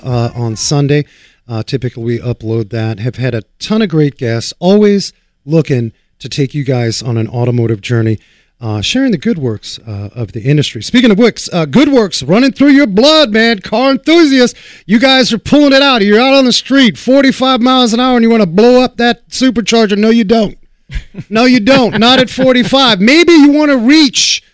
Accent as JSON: {"language": "English", "region": "New York", "country": "United States", "tie": "born or raised there", "said": "me growing up in New York"}